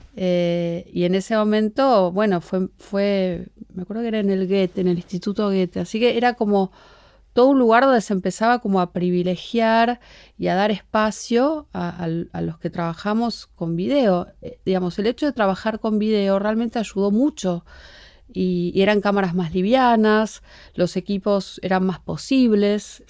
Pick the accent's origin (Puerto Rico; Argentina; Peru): Argentina; yo soy la única argentina